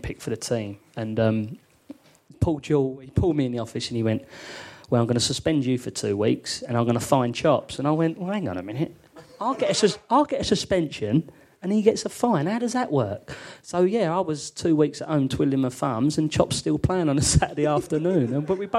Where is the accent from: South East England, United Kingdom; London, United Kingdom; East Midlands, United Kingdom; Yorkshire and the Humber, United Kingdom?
London, United Kingdom; I was brought up in London